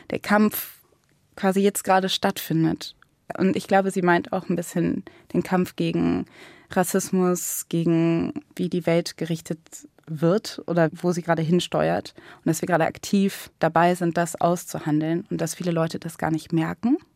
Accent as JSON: {"language": "German", "town": "Cologne", "region": "North Rhine-Westphalia", "country": "Germany", "said": "Und was ich halt oft erlebt habe bei dieser Frage, wo kommst du her? Und ich sage aus Köln"}